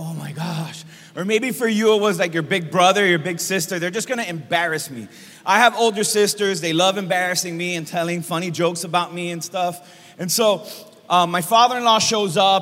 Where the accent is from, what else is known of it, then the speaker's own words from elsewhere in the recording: Miami, Florida, United States; I'm born and raised in Miami